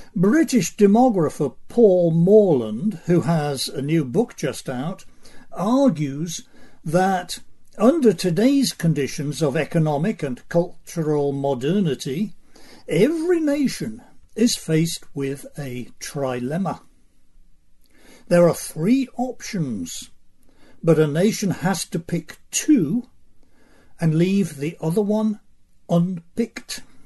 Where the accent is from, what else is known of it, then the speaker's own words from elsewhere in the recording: United States; I'm an American